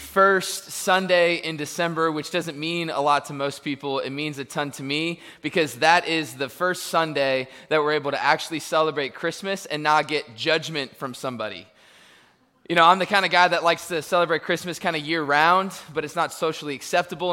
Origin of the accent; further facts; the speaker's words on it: Tampa, Florida, United States; now in Searcy, United States; I was born in Tampa, and now I live in Searcy, Arkansas.